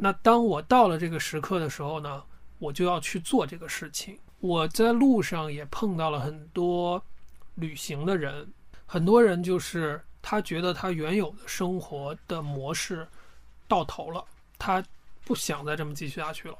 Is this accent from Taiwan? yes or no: no; China; 我一个中国人背着包